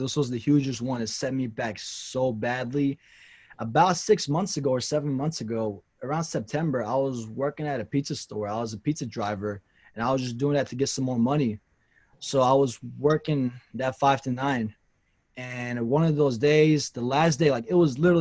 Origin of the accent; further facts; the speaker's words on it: Nashville, Tennessee, United States; also born or lived in Kurdistan; I was born in Kurdistan, and I came here when I was 2 years old. So I grew up in Nashville, Tennessee.